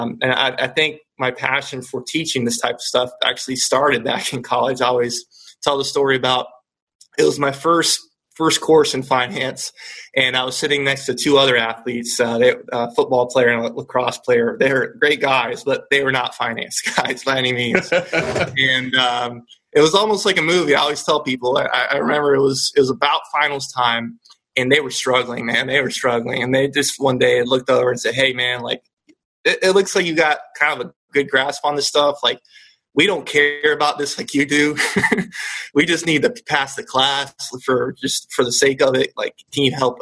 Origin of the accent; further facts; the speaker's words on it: Polk County, Central Florida, United States; also born or lived in Venezuela; We are originally from Venezuela, and we got here when I was about 5 or 6, and I actually grew up in Central Florida in the Polk County area, right in between Tampa and Orlando